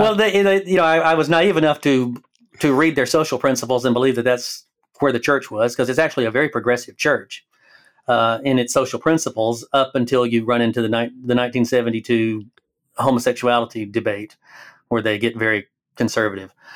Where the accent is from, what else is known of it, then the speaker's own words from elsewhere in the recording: Alabama, United States; moved away as an adult; now in Oregon, United States; I live in Oregon, but I am from Alabama, so the accent